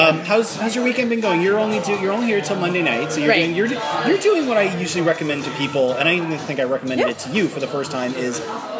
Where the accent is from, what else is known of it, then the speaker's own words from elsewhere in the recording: Toronto, Ontario, Canada; in my hometown of Toronto, Canada.